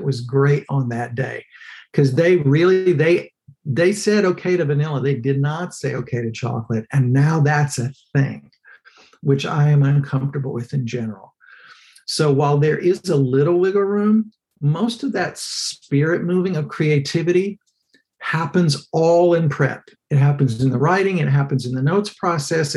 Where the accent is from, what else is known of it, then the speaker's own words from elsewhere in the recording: Texas, United States; I grew up in Texas